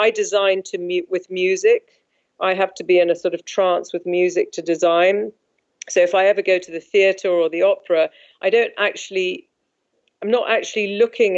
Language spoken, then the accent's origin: English; London, United Kingdom; also born or lived in South Africa; my father was British, and I've lived in London all my life.